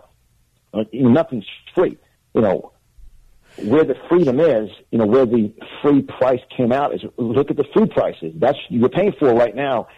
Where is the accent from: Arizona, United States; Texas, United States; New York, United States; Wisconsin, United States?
New York, United States; Westchester County; accent: New York; moved away as an adult; also born or lived in Manhattan, New York; now in Florida, United States; I'm born and raised in New York, Westchester County